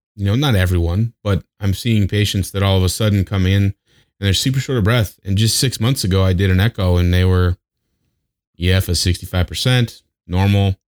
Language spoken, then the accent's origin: English; Wyoming, United States; now in Las Vegas, United States; I grew up in Wyoming